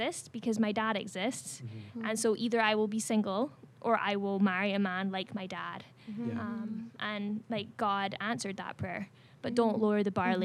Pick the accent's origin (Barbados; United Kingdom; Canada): Barbados; I'm from Barbados